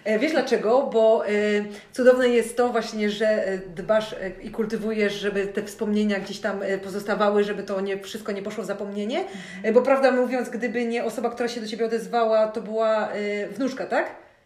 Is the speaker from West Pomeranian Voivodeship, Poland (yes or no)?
yes; Szczecin, West Pomeranian Voivodeship, Poland; jestem, jakby wiesz, rodowitą szczecinianką